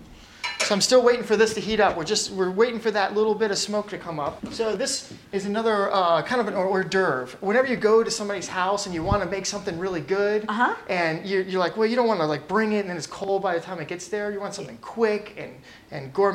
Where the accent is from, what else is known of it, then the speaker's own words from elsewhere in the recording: Virginia, United States; moved away as an adult; now in Portland, United States; we're from the South.